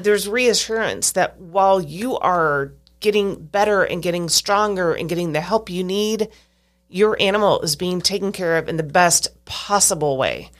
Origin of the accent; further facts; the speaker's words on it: Stilwell, Kansas, United States; I lived in Stillwell, Kansas until I was about sixteen years old